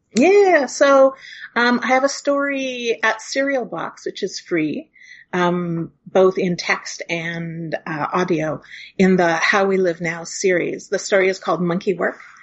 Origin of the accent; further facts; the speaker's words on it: Hinton, Alberta, Canada; now in Toronto, Canada; in my hometown of Hinton, Alberta